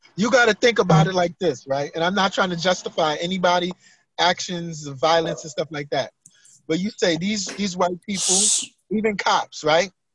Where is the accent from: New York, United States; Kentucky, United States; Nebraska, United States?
New York, United States; Growing up in New York